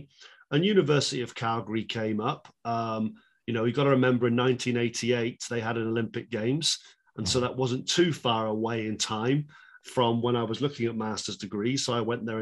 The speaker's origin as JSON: {"language": "English", "region": "England", "country": "United Kingdom", "moved": "yes", "said": "I'm from England, right? I mean, there's not a snow hill within, hundreds of miles. I as a British person"}